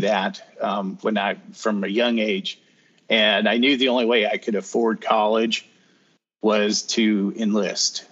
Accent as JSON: {"language": "English", "town": "Greeley", "region": "Colorado", "country": "United States", "tie": "born or raised there", "also_born_or_lived": "Denver, Colorado", "moved": "as an adult", "lives_now": "North Carolina, United States", "said": "raised in northern Colorado in a city called Greeley."}